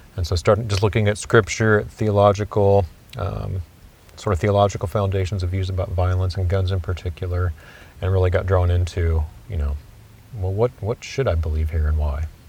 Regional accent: Kansas City, United States; I grew up actually in Kansas City

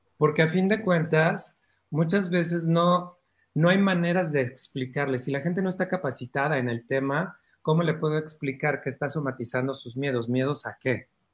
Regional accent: Oaxaca, Mexico; me crié una gran parte en Oaxaca

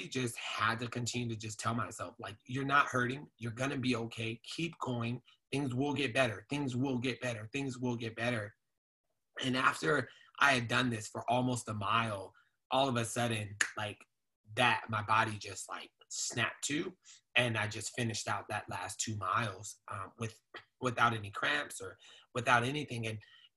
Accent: Phoenix, Arizona, United States; I grew up over in South Phoenix

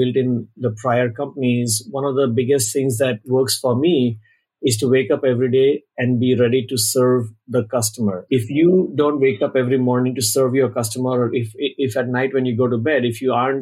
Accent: Mumbai, Maharashtra, India; moved away as an adult; now in Bay Area, United States; I was born in Mumbai, India, many years ago, and I'm based out of the Bay Area since around 2000, so 23 years locally

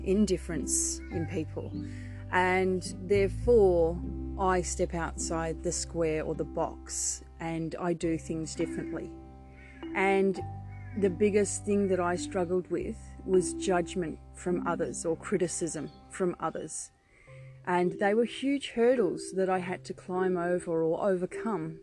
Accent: Victoria, Australia; I am born and bred in Australia, from Victoria

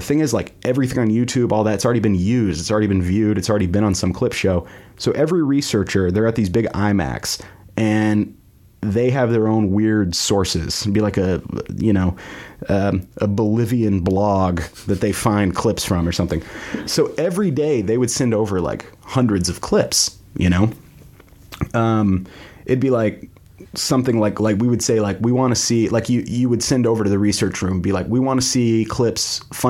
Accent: United States; also born or lived in Canada; I was 6 months old when we moved to the States.

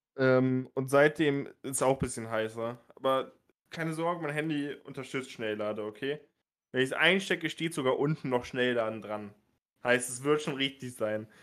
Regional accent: Bremen, Germany; Ich komme aus Bremen

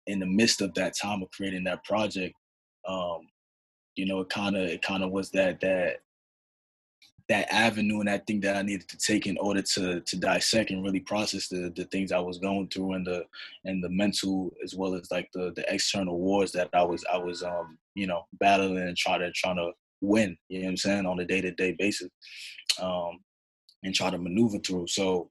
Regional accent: New York City, New York, United States; I'm originally from Harlem, New York, but my family is originally from Bamako, Mali, West Africa

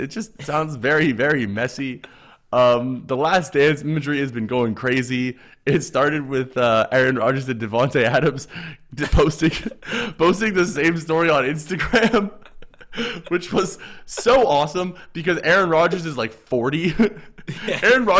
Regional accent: Canada; And I'll be like, for one, I'm Canadian.

